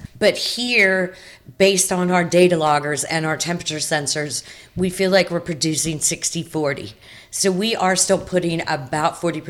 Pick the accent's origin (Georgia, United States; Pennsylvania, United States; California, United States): Georgia, United States; Fayetteville; now in St. George Island, United States; So, I grew up in Georgia, Fayetteville, Georgia.